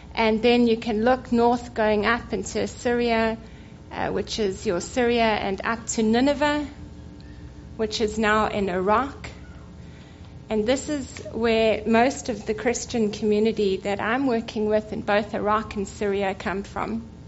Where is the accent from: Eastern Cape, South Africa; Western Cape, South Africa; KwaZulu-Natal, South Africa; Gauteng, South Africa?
Western Cape, South Africa; Cape Town; I was born in Cape Town in South Africa to Assemblies of God Pentecostal missionaries that planted churches in southern Africa